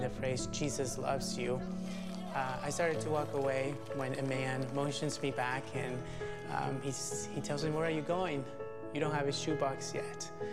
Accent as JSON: {"language": "English", "country": "El Salvador", "tie": "born or raised there", "moved": "yes", "said": "I'm from El Salvador. I actually don't know much about my own country uh, because I was in an orphanage in the middle of nowhere, and that's where I grew up."}